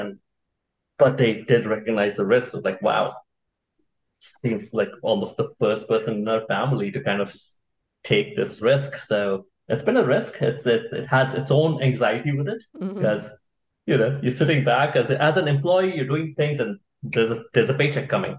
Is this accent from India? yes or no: yes; India; moved away as an adult; now in United States; I grew up in India. I was in India all through high school. Then I moved here for college